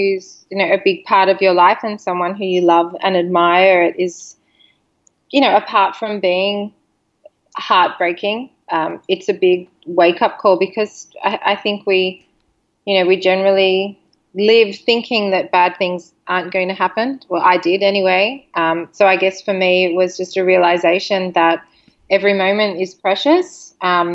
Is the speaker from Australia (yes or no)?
yes; Sydney, New South Wales, Australia; moved away; We're from Sydney, Australia.